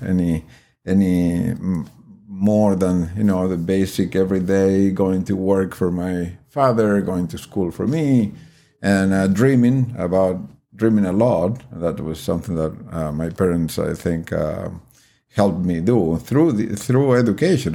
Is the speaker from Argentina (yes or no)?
yes; Argentina; moved away as an adult; now in United States; I'm originally from Argentina